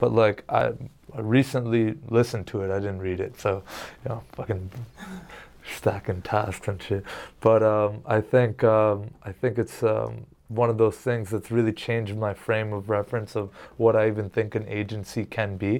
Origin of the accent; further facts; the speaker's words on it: Canada; I'm Canadian